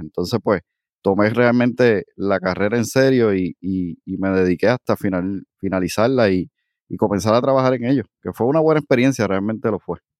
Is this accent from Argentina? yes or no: no; Aibonito, Puerto Rico; moved away as an adult; also born or lived in Cayey; now in Cidra, Puerto Rico; nací en el pueblo de Ibonito. Eh, de hecho, me crié también allí, estuve hasta los 26 años